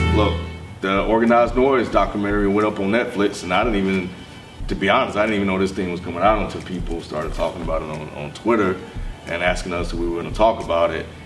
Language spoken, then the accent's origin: English; Mississippi, United States